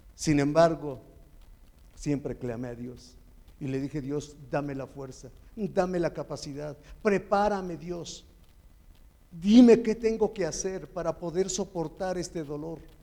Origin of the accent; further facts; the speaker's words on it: Chalco, State of Mexico, Mexico; Soy de Chalco.